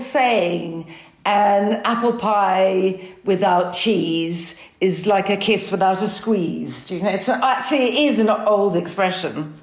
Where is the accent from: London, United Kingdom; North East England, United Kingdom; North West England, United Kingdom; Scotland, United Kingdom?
London, United Kingdom; As a Londoner